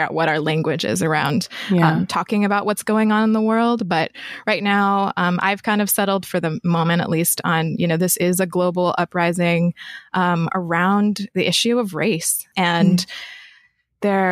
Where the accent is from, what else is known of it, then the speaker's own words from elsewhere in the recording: Rapid City, South Dakota, United States; moved away as an adult; also born or lived in Rosebud Indian Reservation, South Dakota; now in Philadelphia, United States; I was raised in South Dakota. So the two main places that kind of were formative for my childhood were the Rosebud Indian Reservation and then Rapid City, South Dakota.